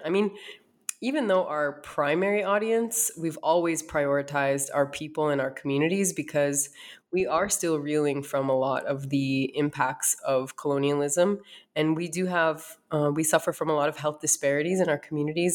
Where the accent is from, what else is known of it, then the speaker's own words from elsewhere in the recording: North Dakota, United States; moved away as an adult; also born or lived in East Coast; now in Arizona, United States; I uh, was born and raised in North Dakota